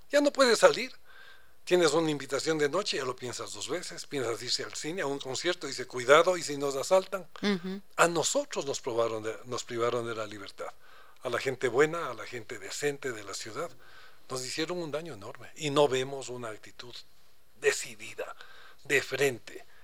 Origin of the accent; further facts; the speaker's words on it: Quito, Pichincha, Ecuador; Somos enamorados de Quito, viví otro Quito lindo, lindo.